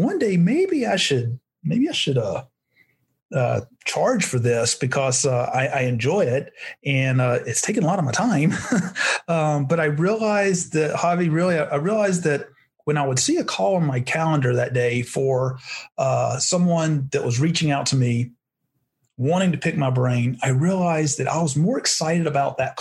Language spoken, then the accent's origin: English; North Carolina, United States; also born or lived in Arizona; now in Scottsdale, United States; I'm originally from North Carolina. Always wanted to live out in Arizona, moved to Arizona in 1994.